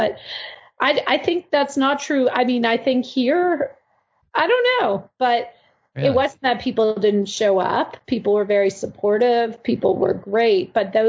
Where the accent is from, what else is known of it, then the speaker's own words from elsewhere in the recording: Toronto, Ontario, Canada; So my neighbor growing up in Toronto is from New York.